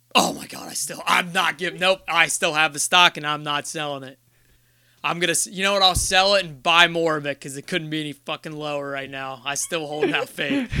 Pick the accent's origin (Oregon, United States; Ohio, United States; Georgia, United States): Ohio, United States; we're from Ohio